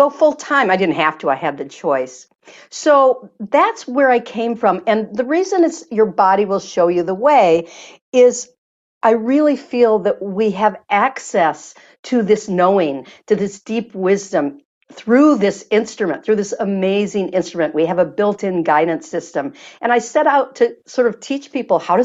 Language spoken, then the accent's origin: English; Michigan, United States; I'm from Michigan